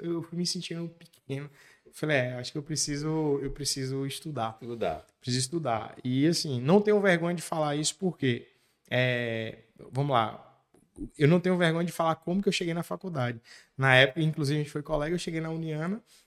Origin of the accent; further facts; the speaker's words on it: Macaúbas, Bahia, Brazil; moved away as an adult; also born or lived in Ibitiara; now in Barreiras, Brazil; eu nasci no município de Ibitiara. Com nove anos de idade, meus pais se mudaram para Macaúbas. Eu costumo dizer que eu fui naturalizado macaubense